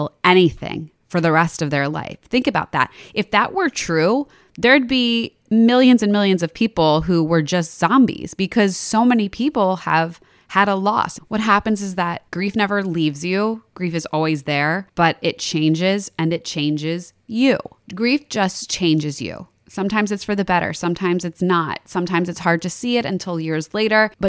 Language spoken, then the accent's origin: English; Philadelphia, Pennsylvania, United States; we're from Philadelphia.